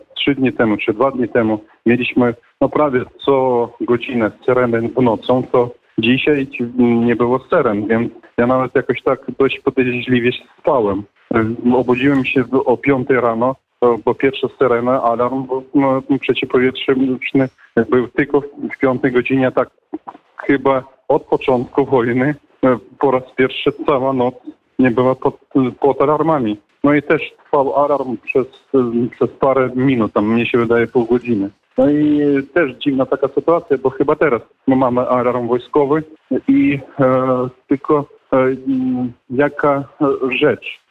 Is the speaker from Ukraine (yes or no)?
yes; Ukraine; my z Ukrainy